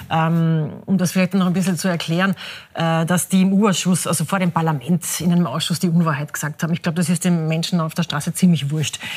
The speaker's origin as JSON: {"language": "German", "region": "Carinthia", "country": "Austria", "said": "das darf ich vielleicht als Kärntnerin so ein bisschen"}